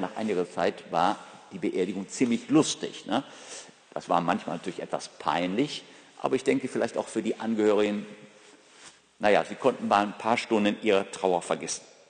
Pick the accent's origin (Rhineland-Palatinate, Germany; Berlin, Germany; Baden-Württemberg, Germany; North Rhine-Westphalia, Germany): North Rhine-Westphalia, Germany; Ruhr area; aus meiner Heimat, aus dem Ruhrgebiet.